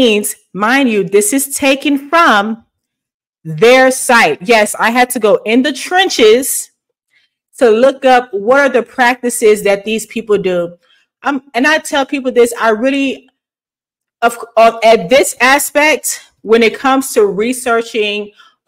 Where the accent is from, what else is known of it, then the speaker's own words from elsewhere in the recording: the South, United States; moved away; I am a Southern girl. I am from the South